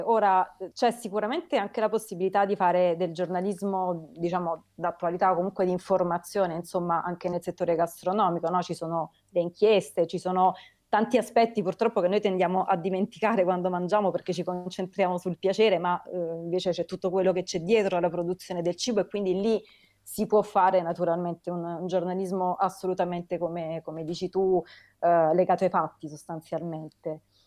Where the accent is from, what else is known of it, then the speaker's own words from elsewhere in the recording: Naples, Campania, Italy; now in Rome, Italy; io, io, e Alessandra siamo napoletane, Alessandra vive a Napoli, io vivo a Roma